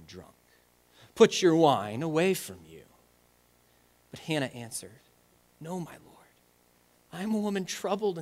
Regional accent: United States; we as American Christians

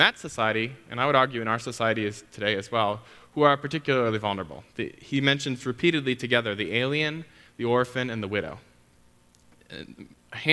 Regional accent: Wisconsin, United States; now in Chicago, United States; I grew up in Wisconsin, where as far as I knew, there weren't any immigrants

